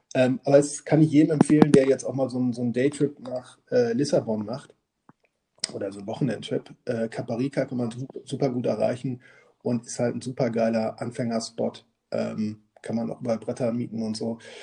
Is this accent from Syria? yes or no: no; Münster, North Rhine-Westphalia, Germany; moved away; wir kommen beide aus Münster